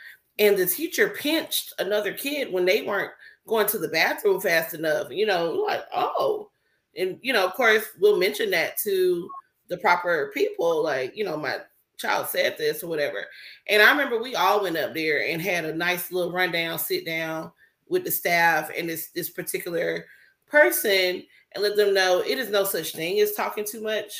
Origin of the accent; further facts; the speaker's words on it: Milledgeville, Georgia, United States; growing up in Milledgeville, Georgia, and dealing with the racism with the staff in my school